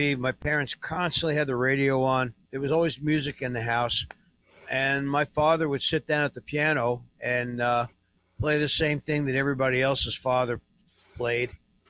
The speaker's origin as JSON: {"language": "English", "town": "Massapequa", "region": "New York", "country": "United States", "tie": "born or raised there", "also_born_or_lived": "Bronx, New York", "said": "I was born in the Bronx, and then my family moved out to Massapequa in the 50s."}